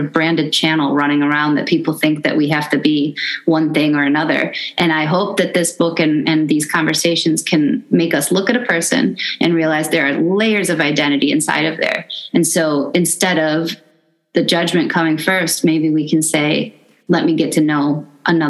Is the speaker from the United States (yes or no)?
yes; Midwest, United States; I grew up in the Midwest